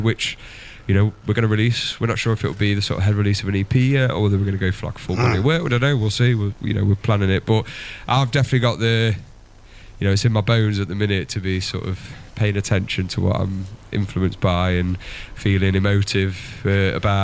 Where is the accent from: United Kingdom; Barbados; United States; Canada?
United Kingdom; Derby, East Midlands; moved away; I'm from Derby